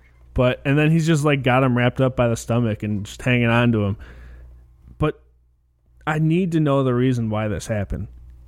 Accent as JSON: {"language": "English", "town": "Chicago", "region": "Illinois", "country": "United States", "said": "being that we are from Chicago."}